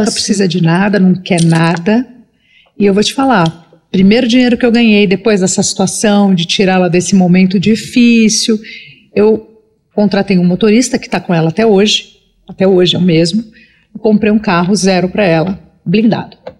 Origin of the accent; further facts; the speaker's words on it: Brazil; Que é onde eu nasci